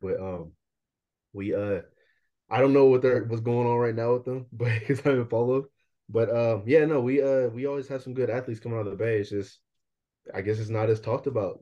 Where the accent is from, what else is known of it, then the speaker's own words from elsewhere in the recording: Bay Area, Northern California, United States; also born or lived in Vallejo, California / Fairfield, California / Concord, California / Pittsburg, California; I'm from the Bay Area, which is in California, Northern California. Um, I moved all around, so I just tell everyone I'm just from the Bay. I was born in Vallejo